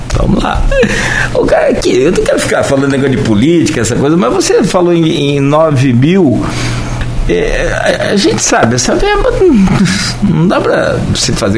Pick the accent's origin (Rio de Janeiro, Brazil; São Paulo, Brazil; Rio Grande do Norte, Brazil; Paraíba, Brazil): Rio de Janeiro, Brazil; Campos dos Goytacazes; a gente é de Campos